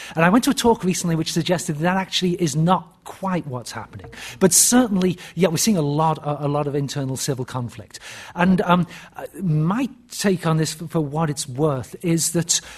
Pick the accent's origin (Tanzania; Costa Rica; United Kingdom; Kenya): United Kingdom; moved away as an adult; also born or lived in Birmingham / Cambridge; now in United States; being a Brit in the US